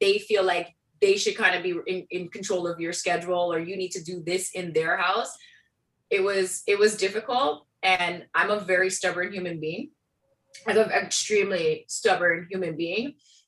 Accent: Brooklyn, New York, United States; now in Milton; I came from Brooklyn, where I could walk 10 minutes in any direction and have a subway. You know what I mean? And then I moved to Milton, and there were more cows and there were people, and there weren't really sidewalks.

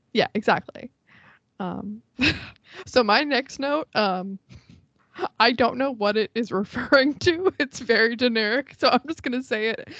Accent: Florida, United States; I'm from Florida

